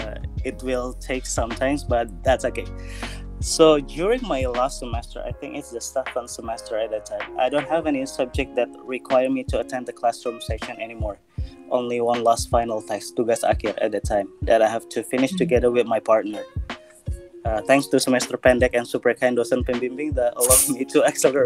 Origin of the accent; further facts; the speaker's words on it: Balikpapan, East Kalimantan, Indonesia; I was born in Balikpapan, like grew up in the city